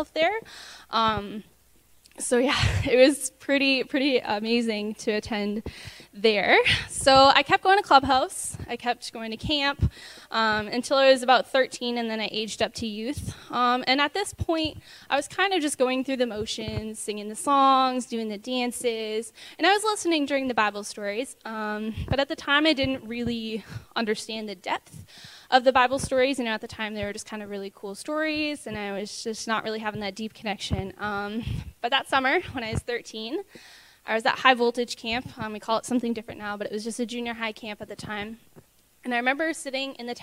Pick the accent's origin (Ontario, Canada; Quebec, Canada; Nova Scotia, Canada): Ontario, Canada; Brockville; I hail from Brockville, Ontario. I lived there my whole life.